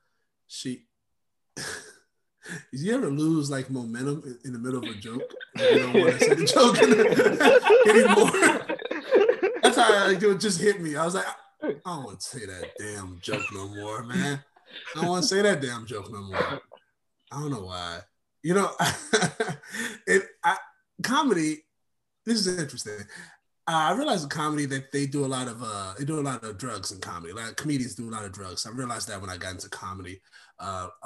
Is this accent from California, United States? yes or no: yes; Oakland, California, United States; I grew up in Oakland, California